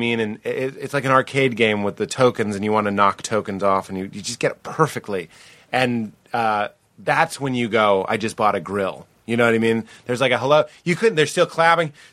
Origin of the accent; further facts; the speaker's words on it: Boston, Massachusetts, United States; it was my hometown